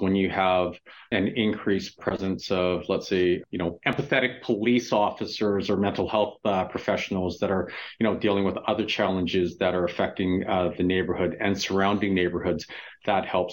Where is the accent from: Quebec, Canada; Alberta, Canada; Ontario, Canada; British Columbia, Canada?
British Columbia, Canada; Vancouver; growing up in Vancouver as a little kid